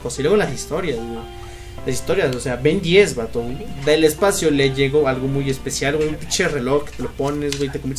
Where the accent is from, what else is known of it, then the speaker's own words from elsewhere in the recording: State of Mexico, Mexico; yo soy originario del Estado de México. Y vivía pues, en el Estado de México.